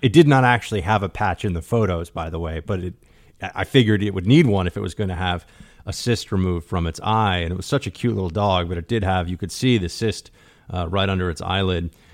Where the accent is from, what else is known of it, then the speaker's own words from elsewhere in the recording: New York City, New York, United States; my hometown